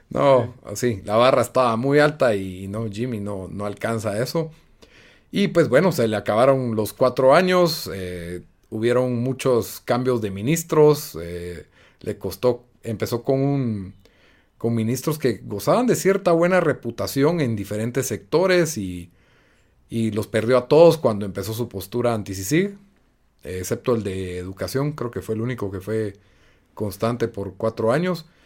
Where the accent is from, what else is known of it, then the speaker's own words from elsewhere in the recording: Guatemala; Soy un patriota, soy un defensor de Guatemala.